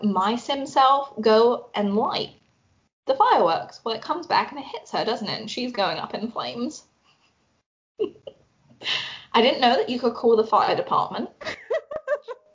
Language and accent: English; London, United Kingdom; we grew up obviously in London in a townhouse.